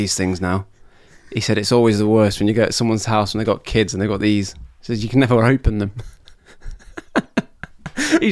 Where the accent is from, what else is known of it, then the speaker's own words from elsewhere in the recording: Nottingham, East Midlands, United Kingdom; I grew up in Nottingham